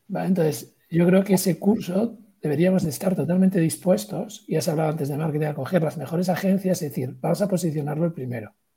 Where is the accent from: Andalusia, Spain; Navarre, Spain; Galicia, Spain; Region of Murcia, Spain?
Galicia, Spain; soy gallego